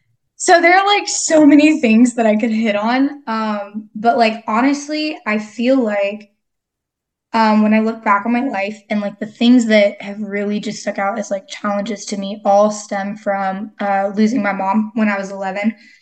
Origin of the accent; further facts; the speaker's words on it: Texas, United States; But yeah, so I am from Texas. I've kind of lived all over, crazy story.